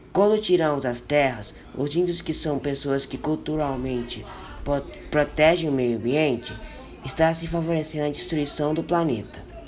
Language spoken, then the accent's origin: Portuguese; Brazil; Como brasileiros